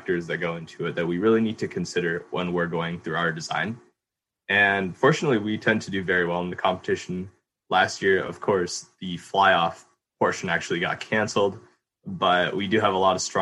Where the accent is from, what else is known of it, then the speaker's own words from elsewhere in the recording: Moscow, Idaho, United States; moved away as an adult; now in Los Angeles, United States; I'm originally from Moscow, Idaho